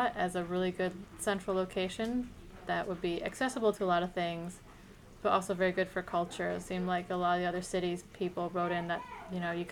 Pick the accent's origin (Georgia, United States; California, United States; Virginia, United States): California, United States; Los Angeles; I'm 27, and I'm from Los Angeles, California